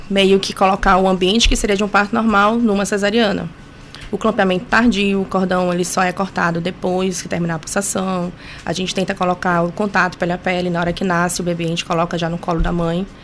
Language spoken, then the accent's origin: Portuguese; São Luís, Maranhão, Brazil; Sou daqui de São Luís.